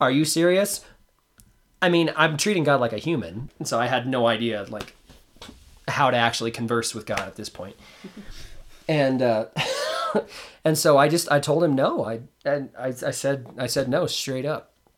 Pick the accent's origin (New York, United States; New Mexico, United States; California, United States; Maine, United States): New Mexico, United States; Roswell; I was born in Roswell, New Mexico